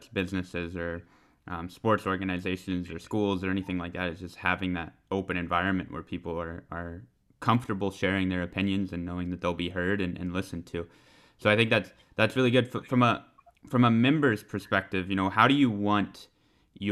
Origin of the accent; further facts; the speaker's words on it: United States; now in Finland; growing up in the States